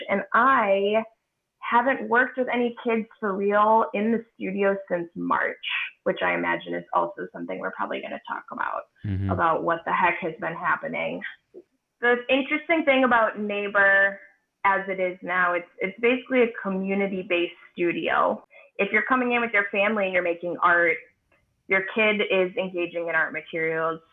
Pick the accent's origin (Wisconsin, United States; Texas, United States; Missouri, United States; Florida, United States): Wisconsin, United States; Shorewood; also born or lived in Chicago; I'm from here. I'm from Milwaukee. I grew up in Shorewood and always have loved Milwaukee